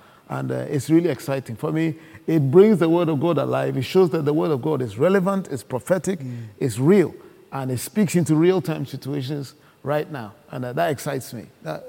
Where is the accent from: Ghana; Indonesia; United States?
Ghana; I grew up in Ghana with Scripture Union materials for discipleship.